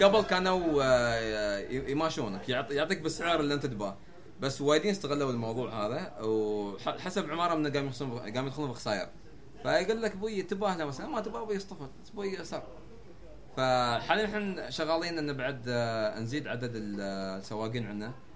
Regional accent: United Arab Emirates

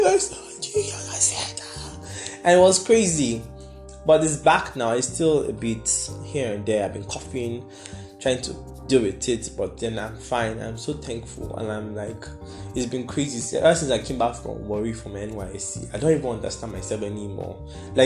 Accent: Nigeria; I'm managing my life as a Nigerian

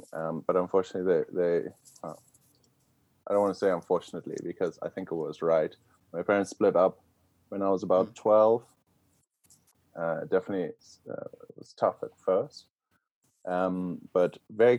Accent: Zimbabwe; moved away as an adult; now in United States; we were lucky to grow up in Zimbabwe

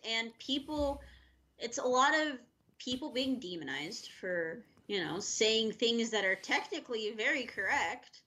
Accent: United States; as American people

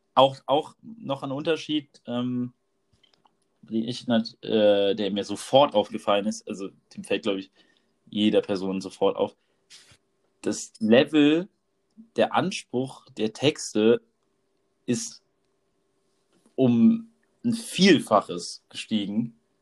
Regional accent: near Mainz / Rheinhessen, Rhineland-Palatinate, Germany; wir beide kommen auf jeden Fall aus der Nähe von Mainz oder aus Mainz direkt. Und äh, bei uns in Rheinhessen

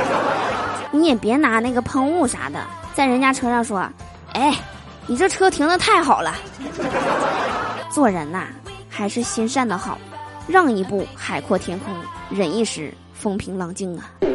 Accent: Northeast China, China; 我们东北这边啊，最近呢是到时候了，早晚啊都特别的凉

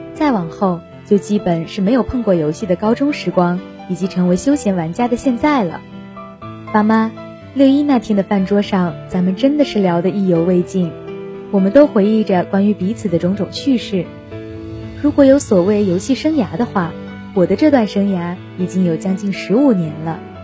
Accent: Heilongjiang, China; moved away as an adult; now in Nanjing, China; 来自黑龙江，我在南京大学，距离我的家乡两千六百一十一公里

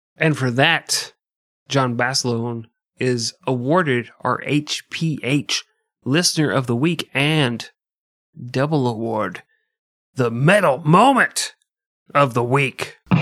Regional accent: United States; I'm American

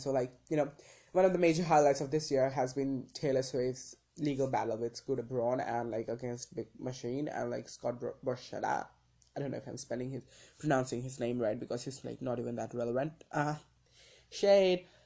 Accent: India; me being an Indian citizen

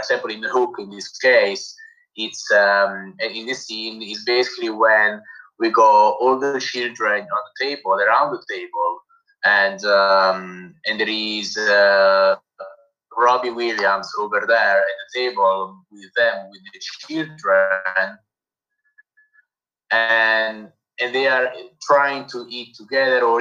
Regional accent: Naples, Campania, Italy; accent: Italian; English is a second language; I'm here from Naples, Italy, and so I'm Neapolitan, I'm Italian.

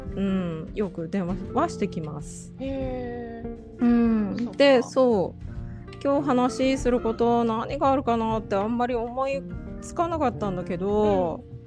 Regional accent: Japan; 日本ってまあ私が生まれ育った国

